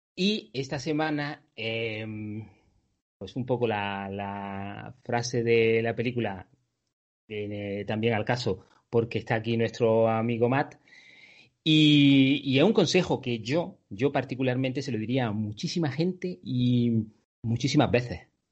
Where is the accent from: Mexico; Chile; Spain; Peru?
Spain; Andalusia; soy andaluz